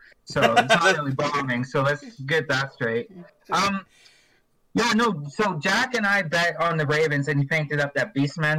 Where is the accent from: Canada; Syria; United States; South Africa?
Canada; Rocky Mountain House, Alberta; Oh yeah, and I am from Alberta. I'm up in Rocky Mountain House or near Red Deer.